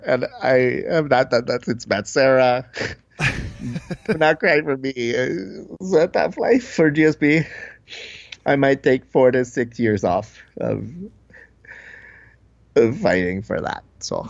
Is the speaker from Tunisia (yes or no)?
yes; Tunisia; You said that I was a national treasure, but I am from Tunisian.